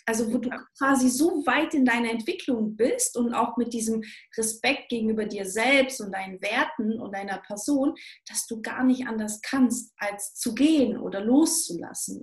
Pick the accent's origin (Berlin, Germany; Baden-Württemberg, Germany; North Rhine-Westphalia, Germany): Baden-Württemberg, Germany; Stuttgart; moved away; Ich komme aus Stuttgart ursprünglich und ähm, Schwaberländle.